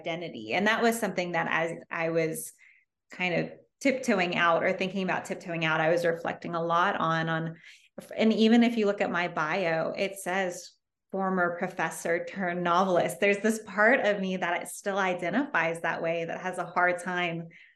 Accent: Georgia, United States; also born or lived in Davis, California; I'm from Georgia

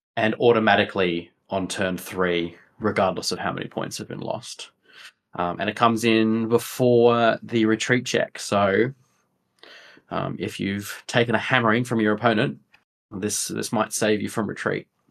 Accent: Sydney, New South Wales, Australia; moved away as an adult; also born or lived in United Kingdom; now in Melbourne, Australia; I'm originally from Sydney, um, by way of the uh, via, UK um, as well

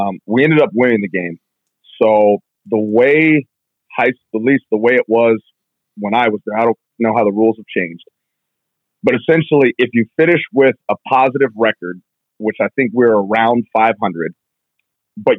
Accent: Tacoma, Washington, United States; moved away as an adult; now in Columbus, United States; I'm from Tacoma, like, you know, right near like Parkland area in there

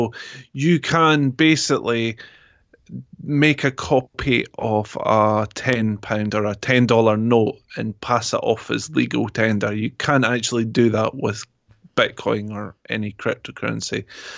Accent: Scotland, United Kingdom; accent: Scottish; It's got an English twang in it now, because wherever I go, I pick up accents. So I don't tend to keep my accent fully. I tend to take the others on. So it's, well, I would say British, but it's more Scottish.

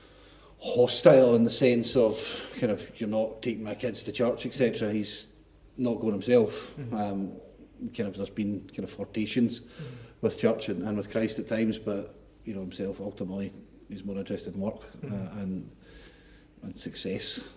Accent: Milngavie, Scotland, United Kingdom; now in Dundee, United Kingdom; I grew up in a council house in Mulgay with no money.

